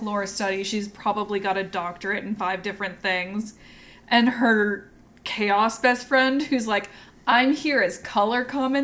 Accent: California, United States; moved away; also born or lived in Florida; I grew up in California and moved to Florida

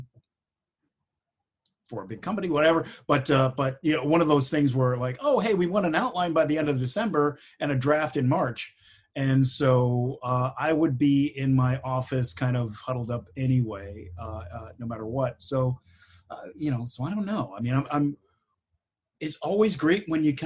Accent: Detroit, Michigan, United States; moved away; I'm from Detroit.

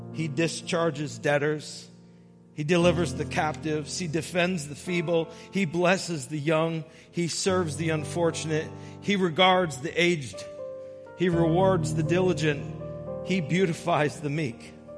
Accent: Brooklyn, Connecticut, United States; growing up in Brooklyn, Connecticut.

